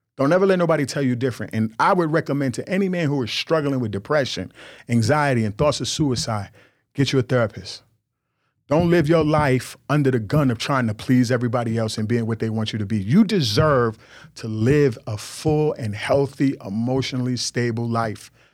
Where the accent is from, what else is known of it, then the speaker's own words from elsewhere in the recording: New York, United States; I grew up in New York. This how we talk. I grew up, uh, uh, Jamaican and Nigerian